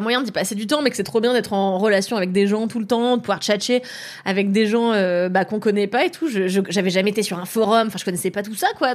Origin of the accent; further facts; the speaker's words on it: Levallois-Perret, Île-de-France, France; j'ai grandi à Levallois dans une école de blancs